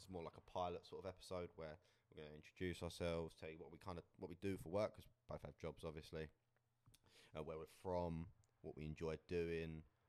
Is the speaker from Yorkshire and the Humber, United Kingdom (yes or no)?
no; Essex, East of England, United Kingdom; also born or lived in Australia; I'm joined with Harry. And we're both from Essex, so just outside London.